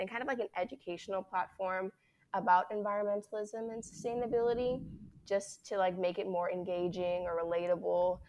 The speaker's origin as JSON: {"language": "English", "country": "Bahamas", "tie": "born or raised there", "moved": "as an adult", "said": "growing up in the Bahamas"}